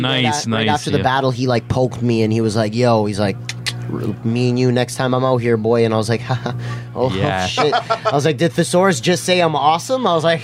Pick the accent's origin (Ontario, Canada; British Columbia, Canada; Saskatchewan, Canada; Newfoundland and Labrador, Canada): Ontario, Canada; Toronto; my hometown.